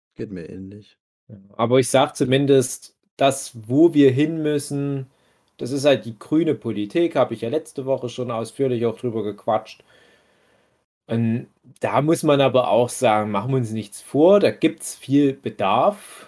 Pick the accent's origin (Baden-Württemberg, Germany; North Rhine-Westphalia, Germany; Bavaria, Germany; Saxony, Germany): Saxony, Germany; hier bei uns in Sachsen?